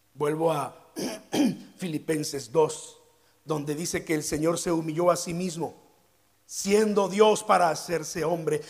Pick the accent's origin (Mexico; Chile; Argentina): Mexico; Veracruz; los que somos de Veracruz